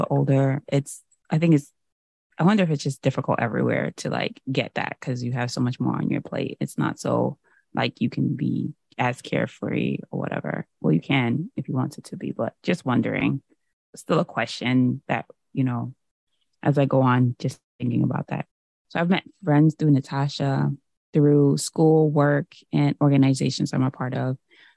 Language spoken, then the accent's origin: English; New York, United States; growing up in New York